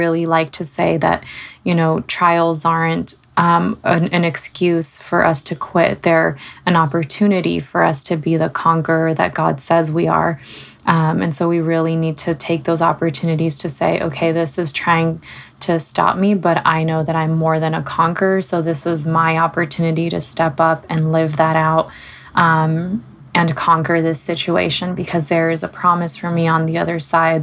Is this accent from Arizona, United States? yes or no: no; Southern California, United States; moved away as an adult; now in Seattle, United States; my husband and I moved from Southern California, where we both grew up. And we moved out to Seattle, Washington